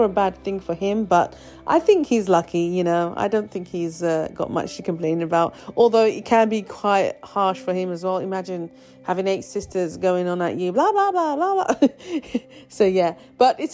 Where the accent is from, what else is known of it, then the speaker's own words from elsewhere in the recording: London, United Kingdom; I was born and raised in London, England, UK, many years ago now.